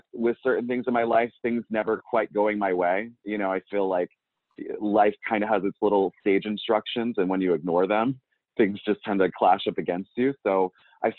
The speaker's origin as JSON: {"language": "English", "town": "York", "region": "Pennsylvania", "country": "United States", "also_born_or_lived": "Pittsburgh / Georgia", "moved": "yes", "said": "I'm from York, Pennsylvania. I've kind of bounced around. I've lived out in Pittsburgh. I've lived down in Georgia for a little period of time"}